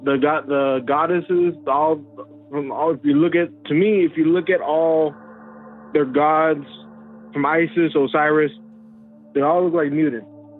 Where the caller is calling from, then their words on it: Fort Worth, Texas, United States; calling from Texas, Fort Worth.